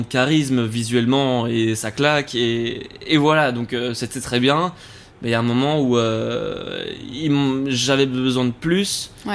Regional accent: Forest, Brussels-Capital Region, Belgium; moved away as an adult; also born or lived in Canada; j'ai grandi à Forêt, donc bruxellois

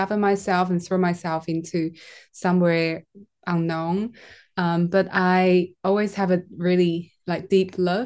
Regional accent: Taiwan; I'm from Taiwan.

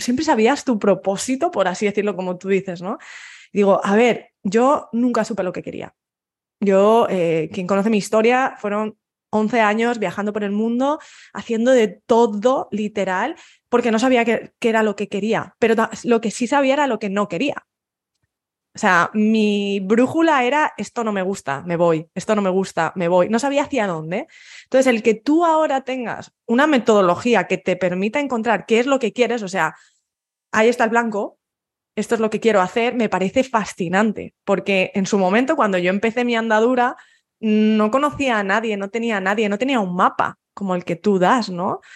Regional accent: Spain; moved away as an adult; fui pronto de, mi pueblo y yo quería huir de España. Y es lo que hice, a los 18 huí de España

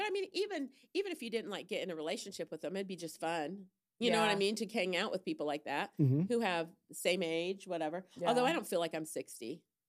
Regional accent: Fort Wayne, Indiana, United States; born there; also born or lived in New York / Colorado; Well, we started out here. I was born in Fort Wayne.

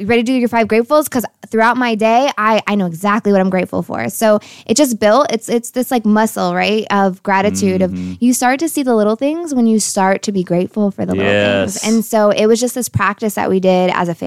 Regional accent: Connecticut, United States; moved away as an adult; now in Texas, United States; I'm originally from Connecticut, and I have pivoted down to Texas

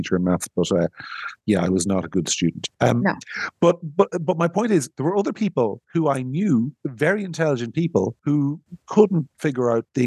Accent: Monaghan, Ulster, Ireland; I'm a bogger from Monaghan

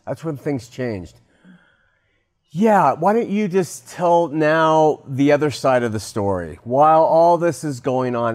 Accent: Southern California, United States; I grew up in Southern California too

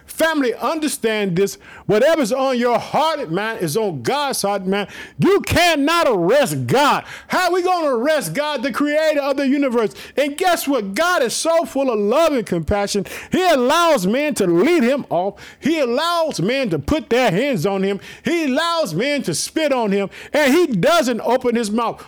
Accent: Illinois, United States; also born or lived in Chicago, Illinois; the state of Illinois, my home state

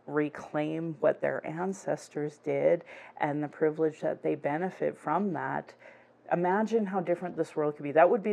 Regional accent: Northwest Territories, Canada; And it's like, I come from the Northwest Territories.

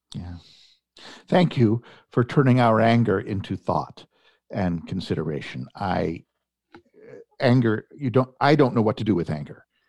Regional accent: Edmonton, Alberta, Canada; I was raised here in Edmonton

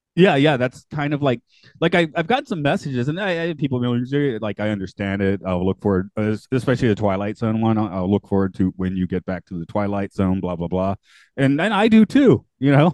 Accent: United States; now in Japan; as an American

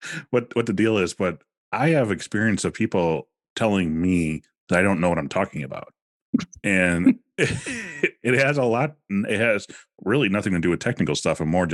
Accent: Wisconsin, United States; I'm like, you know, we're living in Wisconsin. They're like, oh yeah, so am I. And I'm like, oh, well, I'm from Okano.

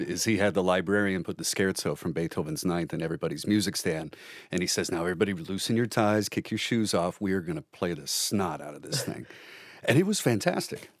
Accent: Omaha, Nebraska, United States; I come from Omaha

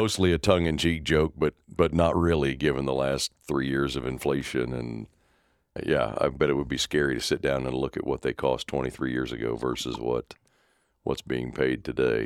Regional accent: Topeka, Kansas, United States; I grew up just outside Topeka

